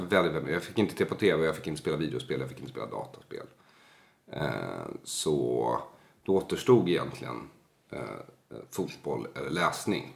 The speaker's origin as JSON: {"language": "Swedish", "town": "Solna", "region": "Stockholm County", "country": "Sweden", "tie": "born or raised there", "said": "i kiosken i Bergshamra där jag växte upp"}